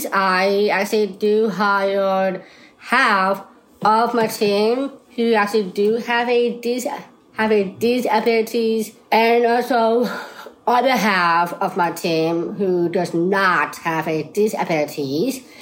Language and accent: English; Boston, Massachusetts, United States; I, uh, I am a 31. I born down syndrome, and I am from Boston.